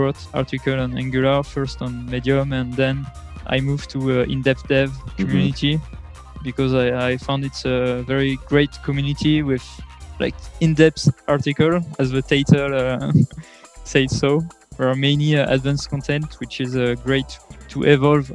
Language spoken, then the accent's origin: English; France; I come from France